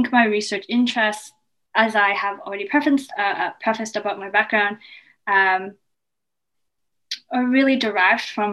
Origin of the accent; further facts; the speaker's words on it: Toronto, Ontario, Canada; also born or lived in Kingston, Canada; I was born and raised in Scarborough